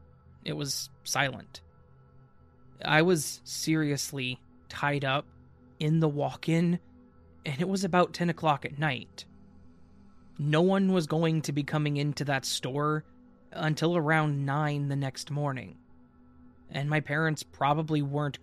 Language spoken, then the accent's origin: English; Minnesota, United States; moved away as an adult; now in Texas, United States; I live in Texas with two roommates that I could do without, so it's nice to have some quiet. I'm from Minnesota, but I moved to Texas for school and was planning to move back once I graduated.